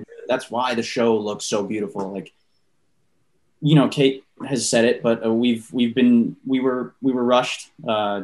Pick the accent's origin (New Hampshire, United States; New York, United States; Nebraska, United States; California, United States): New York, United States; New York City; Aside from not living in Long Island, I grew up in Queens